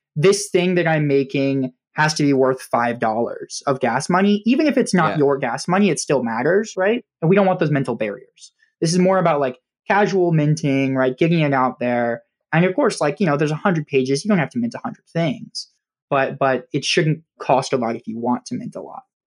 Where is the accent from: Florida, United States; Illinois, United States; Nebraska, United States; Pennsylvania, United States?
Nebraska, United States; moved away as an adult; we did a small exhibition actually in my hometown in Nebraska before I moved